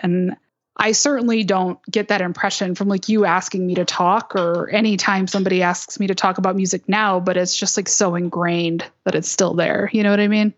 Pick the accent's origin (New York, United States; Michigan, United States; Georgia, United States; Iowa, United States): Michigan, United States; Westland; I grew up in Westland, Michigan, which is a suburb about thirty minutes, uh, west of Detroit.